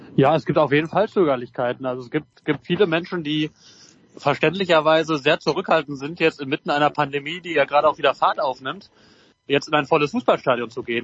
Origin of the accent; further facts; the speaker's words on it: North Rhine-Westphalia, Germany; als Westfale